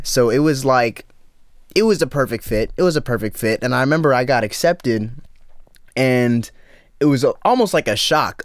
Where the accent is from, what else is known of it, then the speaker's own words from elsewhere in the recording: Dallas suburbs, Texas, United States; moved away as an adult; now in Austin, United States; I'm from Dallas.